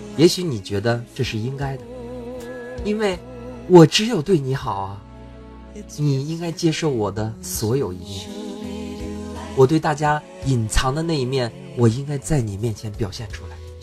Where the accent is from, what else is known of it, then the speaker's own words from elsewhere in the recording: China; 我们中国人